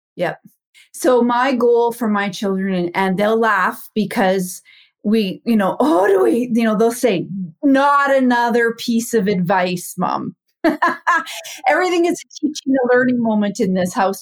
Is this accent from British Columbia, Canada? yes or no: no; Saskatchewan, Canada; I'm from Canada, born and raised in a small town in Saskatchewan